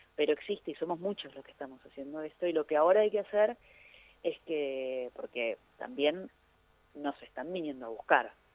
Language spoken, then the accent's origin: Spanish; Argentina; en mi país